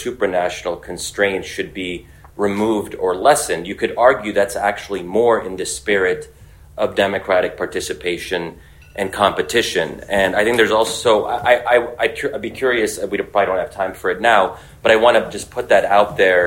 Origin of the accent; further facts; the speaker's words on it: United States; where I am American